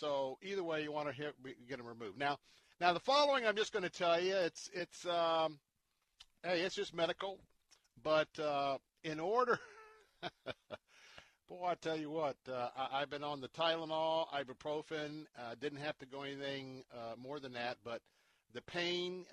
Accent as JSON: {"language": "English", "town": "Tampa", "region": "Florida", "country": "United States", "tie": "born or raised there", "accent": "Southern", "said": "I'm Southern. I was born and raised here in Tampa, you know? We have our own language."}